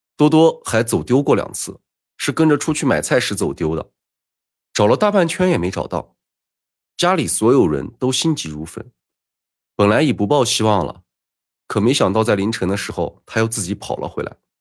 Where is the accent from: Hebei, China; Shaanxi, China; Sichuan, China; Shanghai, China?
Sichuan, China; 那时还没有发生零八年的地震，我老家还在山上面